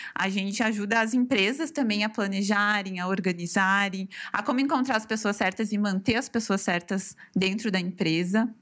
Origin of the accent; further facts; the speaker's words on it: Farroupilha, Rio Grande do Sul, Brazil; E sou natural aqui de Farroupilha, sempre uhum. morei aqui